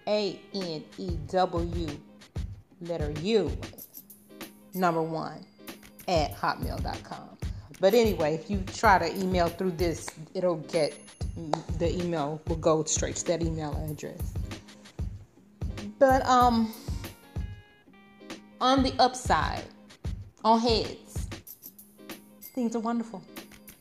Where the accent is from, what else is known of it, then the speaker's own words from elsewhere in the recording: Arkansas, Georgia, United States; moved away as an adult; now in Qatar; I'm from Georgia in the United States. So, and Arkansas.